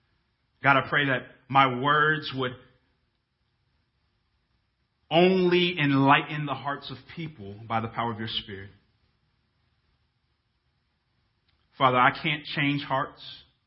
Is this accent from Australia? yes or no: no; Dhahran, Eastern Province, Saudi Arabia; Those of you who have known me for some time now probably know that I was born in Dahran, Saudi Arabia. Yes, Saudi Arabia.